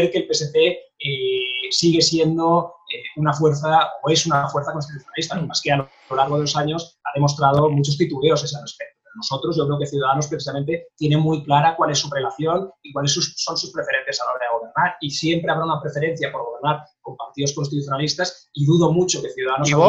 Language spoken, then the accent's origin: Spanish; Catalonia, Spain; first language Spanish; los que, hemos, nacido y vivido toda la vida en Cataluña